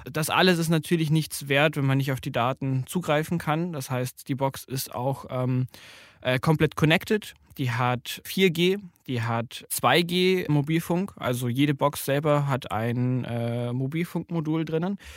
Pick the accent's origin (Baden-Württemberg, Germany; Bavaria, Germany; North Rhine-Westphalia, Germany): Bavaria, Germany; ich komme äh, ursprünglich aus Bayern